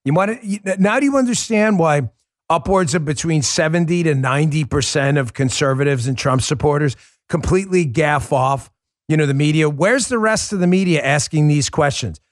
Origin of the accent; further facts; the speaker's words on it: New York, United States; I grew up in New York